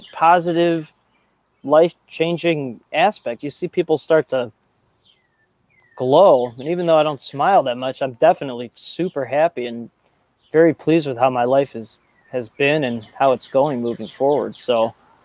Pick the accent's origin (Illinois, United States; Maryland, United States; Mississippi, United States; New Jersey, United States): Illinois, United States; Chicago; I grew up in the North Shore of Chicago, very entitled, penny pinching